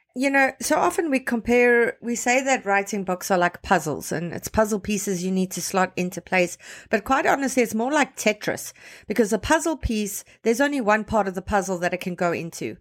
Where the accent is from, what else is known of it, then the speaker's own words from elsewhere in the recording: South Africa; now in Toronto, Canada; I was born and raised in South Africa, grew up there